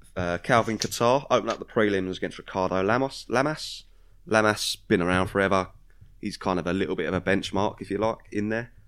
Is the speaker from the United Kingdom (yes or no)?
yes; United Kingdom; we're British